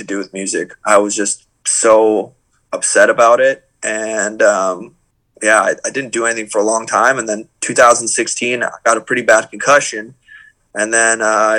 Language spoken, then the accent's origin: English; Toronto, Ontario, Canada; we're from Toronto.